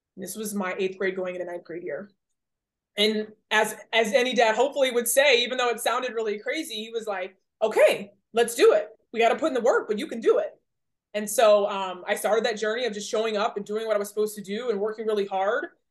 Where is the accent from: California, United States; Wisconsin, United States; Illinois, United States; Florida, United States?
Florida, United States; Rockledge; I was born in Rockledge, Florida